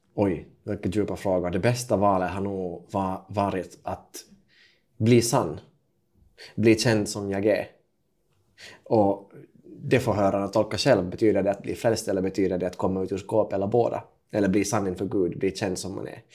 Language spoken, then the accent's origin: Swedish; Kokkola, Central Ostrobothnia, Finland; jag är alltså född 1993 i Karleby mm. på västkusten i Finland. det är En ganska typisk tvåspråkig familj, så jag pratar finska med pappa och eh, svenska med mamma